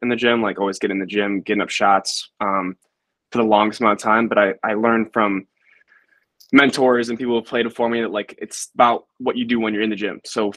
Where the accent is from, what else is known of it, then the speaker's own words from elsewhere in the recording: Rochester, New York, United States; I'm a senior from Rochester, New York. I went to Pittsburgh High School.